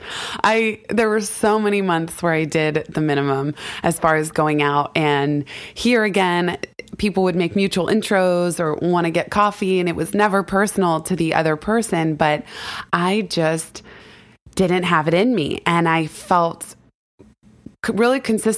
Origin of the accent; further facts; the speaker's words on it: California, United States; now in New York, United States; I grew up in California.